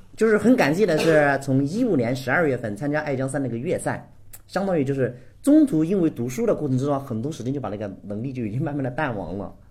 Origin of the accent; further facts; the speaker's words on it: Guizhou, China; 我们家呢是那个贵州的， 我从小就在山区长大， 那个时候家庭条件比较穷